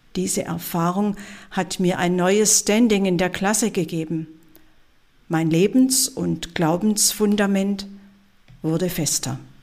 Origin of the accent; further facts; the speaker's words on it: Swabia, Baden-Württemberg, Germany; als Schwäbin